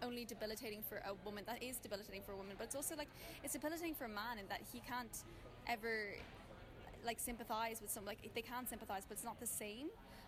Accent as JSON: {"language": "English", "town": "Dublin", "region": "Leinster", "country": "Ireland"}